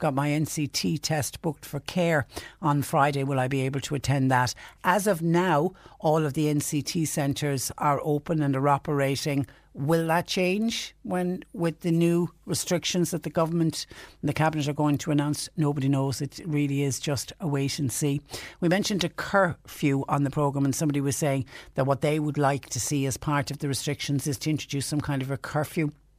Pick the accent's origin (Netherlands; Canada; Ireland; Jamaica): Ireland; Bantry, Munster; now in Waterford, Ireland; I'm listening in from County Waterford. I'm from Bantry originally.